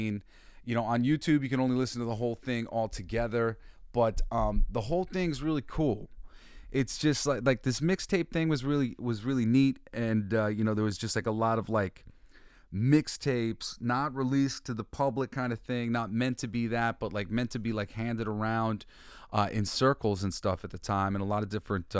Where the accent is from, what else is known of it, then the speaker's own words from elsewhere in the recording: New York, United States; no, I'm from New York, motherfucker. I played football in Brooklyn